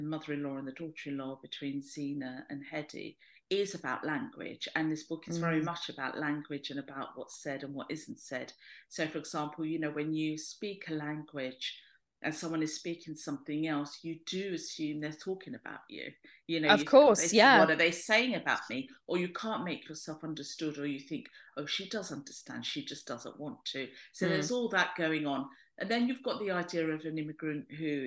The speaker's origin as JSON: {"language": "English", "region": "London", "country": "United Kingdom", "tie": "born or raised there", "said": "I'm Greek Cypriot in that I was born in London, but my parents came over in the 50s."}